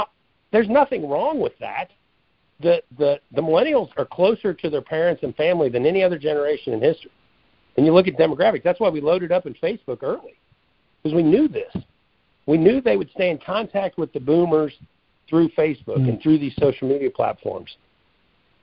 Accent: Midwest, United States; I grew up in the Midwest

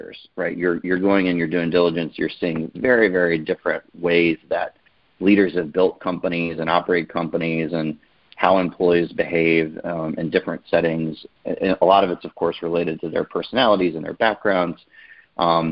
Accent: Glen Allen, Virginia, United States; I grew up in Glen Allen, Virginia, so a suburb outside of Richmond

